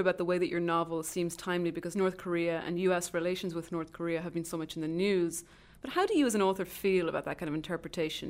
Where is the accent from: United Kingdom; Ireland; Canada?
Ireland; moved away as an adult; now in United States; I'm an Irish writer who's been based in the United States for more than a decade